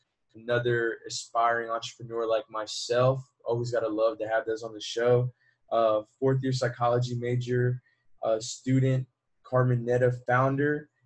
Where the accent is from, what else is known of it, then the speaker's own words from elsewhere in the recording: Puerto Rico; also born or lived in United States; I'm from Puerto Rico. So as a Puerto Rican, I'm part of the Commonwealth